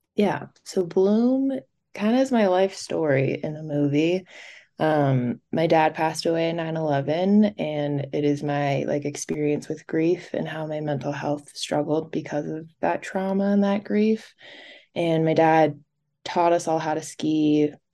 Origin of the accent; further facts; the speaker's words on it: Park City, Utah, United States; also born or lived in New Jersey; I was born in New Jersey, and then we moved to Park City